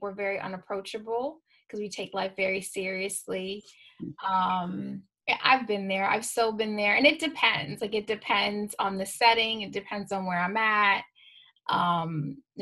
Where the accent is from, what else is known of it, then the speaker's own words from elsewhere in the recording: Binghamton area, New York, United States; I have a Rod Serling high school diploma